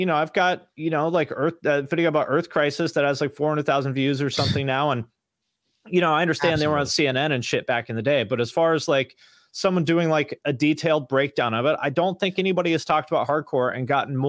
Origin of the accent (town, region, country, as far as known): Washington, United States; born or raised there